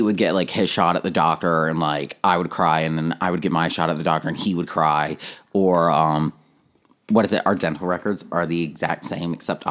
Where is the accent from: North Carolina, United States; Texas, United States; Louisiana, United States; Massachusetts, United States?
North Carolina, United States; Outer Banks; moved away as an adult; now in Nashville, United States; I'm actually from the Outer Banks. I grew up at the beach.